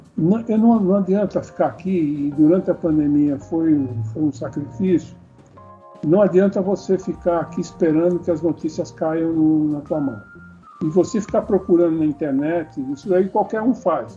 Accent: Brazil; sou brasileiro

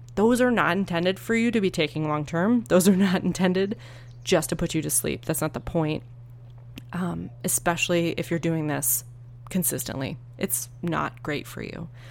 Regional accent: Northeast, United States; now in Arizona, United States; I grew up in the Northeast

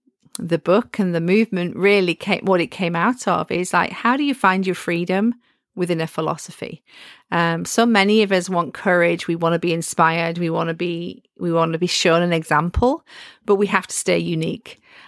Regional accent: the north of England, United Kingdom; And I love history as well. And I'm from the North.

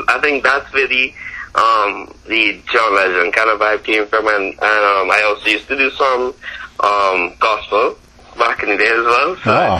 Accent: Trinidad & Tobago; accent: Caribbean; moved away as an adult; also born or lived in Brooklyn, New York; now in United States; No, I was actually born in Brooklyn. Oh, in Brooklyn? New York. Yes, sir. But I grew up in Trinidad.

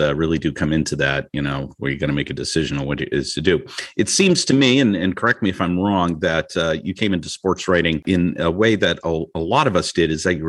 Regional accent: New Hampshire, United States; also born or lived in New Mexico; I grew up in New Hampshire. I lived in New Mexico for a little bit

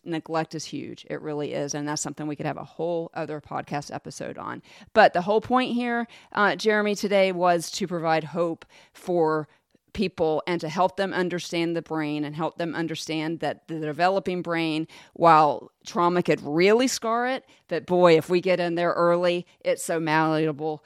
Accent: Jacksonville, Florida, United States; I grew up in Jacksonville

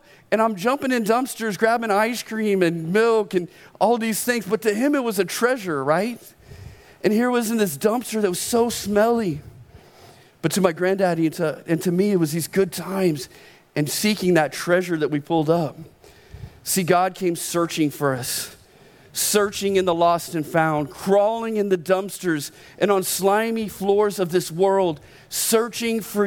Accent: Oklahoma, United States; I was born in Oklahoma

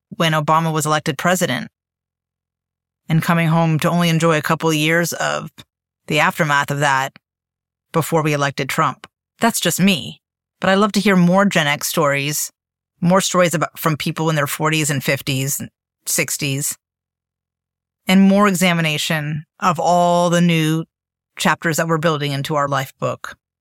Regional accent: Miami, Florida, United States; moved away as an adult; also born or lived in Bennington, Vermont / New York / Europe; I grew up in Miami in the eighties

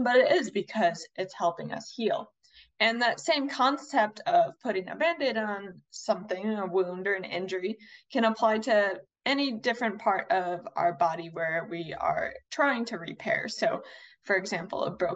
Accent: Chicago, Illinois, United States; I was born and raised in Chicago

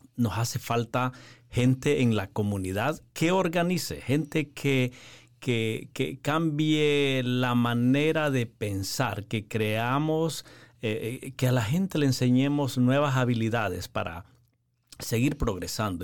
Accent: Honduras; moved away as an adult; also born or lived in Nicaragua; originalmente soy de Honduras

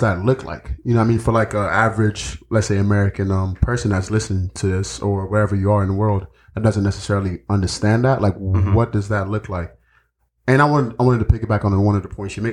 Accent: Nigeria; moved away; growing up in Nigeria

